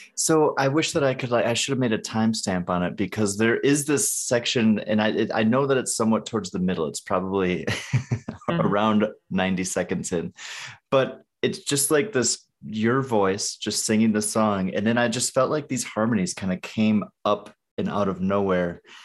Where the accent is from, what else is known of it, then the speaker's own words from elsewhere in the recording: northern Wisconsin, United States; I'm from northern Wisconsin.